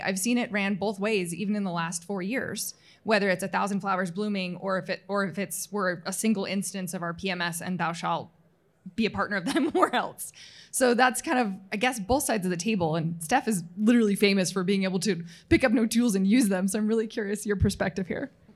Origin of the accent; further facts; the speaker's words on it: Utah, United States; moved away as an adult; also born or lived in Houston; now in Chicago, United States; in my twenties in my home state of Utah.